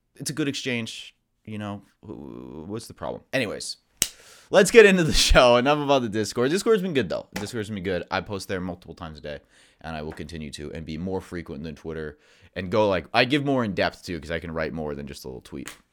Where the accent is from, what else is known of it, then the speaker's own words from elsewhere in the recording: United States; for Americans, we're very American-centric